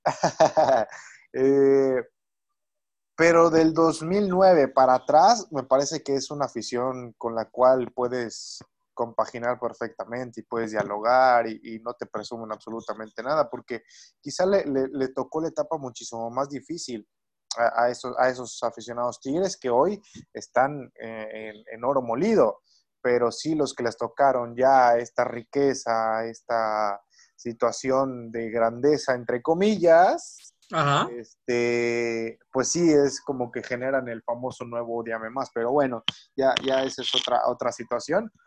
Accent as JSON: {"language": "Spanish", "region": "Tamaulipas", "country": "Mexico", "said": "yo soy tamaulipeco"}